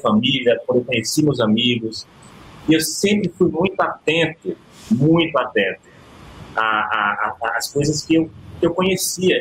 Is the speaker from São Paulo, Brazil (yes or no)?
no; Ceará, Brazil; Nasci no Ceará e lá eu convivia com o Caio Cavalcante todo dia